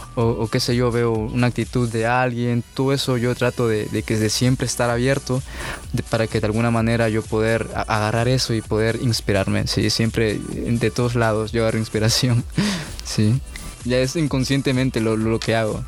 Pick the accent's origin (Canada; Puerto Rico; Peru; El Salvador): El Salvador; also born or lived in Ecuador; yo nací en Ecuador. Sí, mis padres son salvadoreños. Y cuando yo tenía unos ocho, nueve años, sí, este, nos vimos, pues, eh, viajamos, sí, aquí a El Salvador.